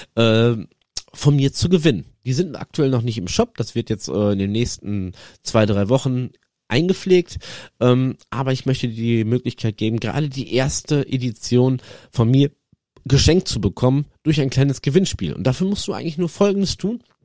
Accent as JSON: {"language": "German", "region": "North Rhine-Westphalia", "country": "Germany", "also_born_or_lived": "Netherlands", "said": "hier bei uns, äh, NRW, wo ich herkomme aus der Region"}